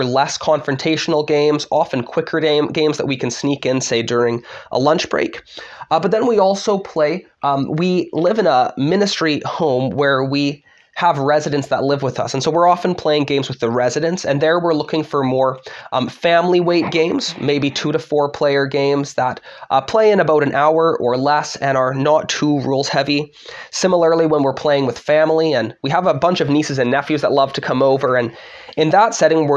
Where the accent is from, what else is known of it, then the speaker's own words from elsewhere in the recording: Vancouver, British Columbia, Canada; moved away as an adult; now in Michigan, United States; I'm originally from Vancouver, Canada. I came here for seminary